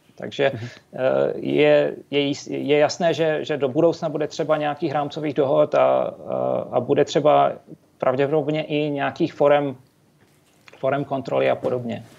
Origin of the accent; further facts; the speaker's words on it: Třinec, Moravian-Silesian Region, Czechia; Já, já jsem se narodil a vyrostl v Třinci, což je nedaleko polských hranic